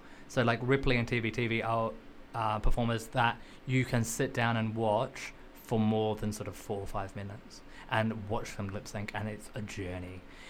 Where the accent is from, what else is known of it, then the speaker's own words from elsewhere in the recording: Australia; now in United Kingdom; I'm Australian, but I also live in the UK.